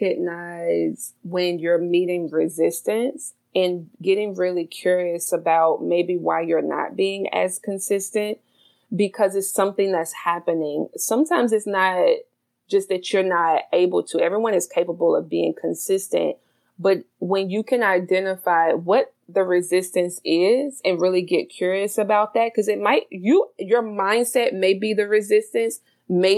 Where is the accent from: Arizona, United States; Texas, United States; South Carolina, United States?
South Carolina, United States; now in Baltimore, United States; I'm originally from the South. So I'm a South Carolina girl